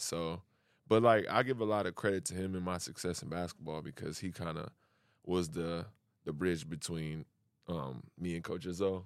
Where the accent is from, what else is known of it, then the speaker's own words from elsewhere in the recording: Lansing, Michigan, United States; moved away as an adult; now in Sydney, Australia; I grew up in, uh, Lansing, Michigan